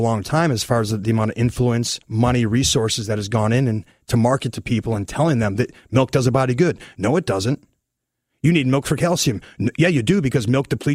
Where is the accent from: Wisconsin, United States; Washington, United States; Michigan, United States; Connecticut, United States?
Wisconsin, United States; my grandparents, I'm from Wisconsin, they had a farm